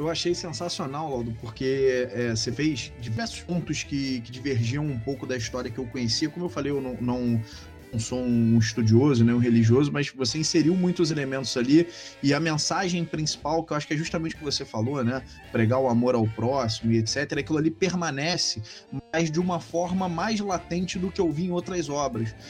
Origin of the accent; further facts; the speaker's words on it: Rio de Janeiro, Brazil; Eu sou carioca